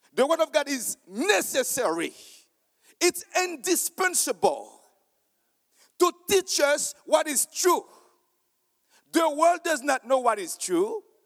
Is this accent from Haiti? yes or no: yes; Haiti; I am from Haiti